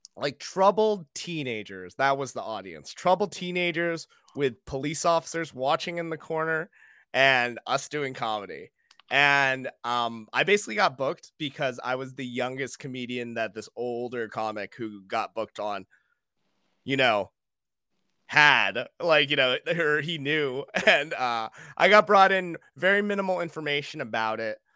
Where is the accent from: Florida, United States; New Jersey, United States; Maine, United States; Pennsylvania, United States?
Maine, United States; Buxton; moved away as an adult; also born or lived in Brooklyn, New York; Maine and Buxton, and that's always gonna be, like, my hometown